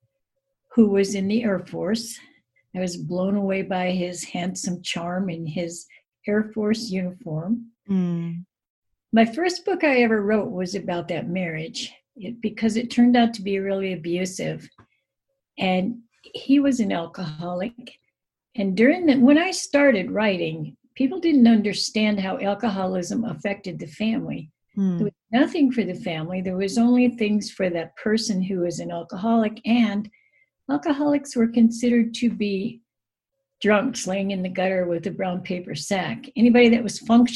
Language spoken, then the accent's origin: English; Rapid City, South Dakota, United States; also born or lived in Japan; I'm from Rapid City, South Dakota. I grew up in South Dakota, but I haven't always lived here.